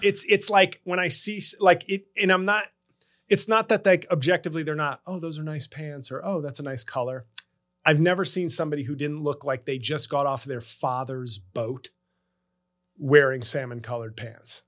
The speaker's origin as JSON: {"language": "English", "country": "United States", "also_born_or_lived": "New Jersey / New York", "said": "being an American"}